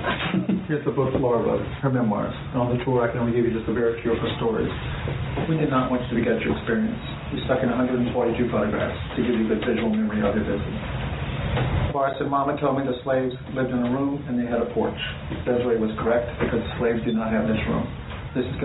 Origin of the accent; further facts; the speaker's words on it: Louisiana, United States; I grew up with here in Louisiana in the 1950s